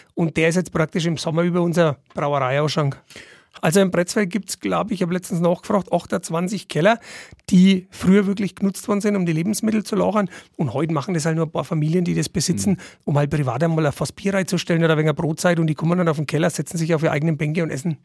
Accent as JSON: {"language": "German", "area": "Niedermirsberg", "region": "Bavaria", "country": "Germany", "said": "ich komme aus der Nachbarortschaft, aus Niedermischberg."}